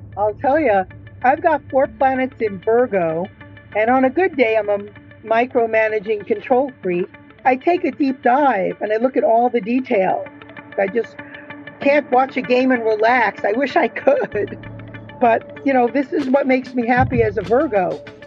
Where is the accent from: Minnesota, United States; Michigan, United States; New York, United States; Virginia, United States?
New York, United States; moved away; I'm originally from New York.